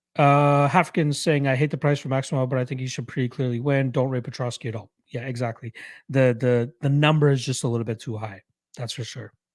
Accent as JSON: {"language": "English", "town": "Toronto", "region": "Ontario", "country": "Canada", "tie": "born or raised there", "said": "my hometown Raptors"}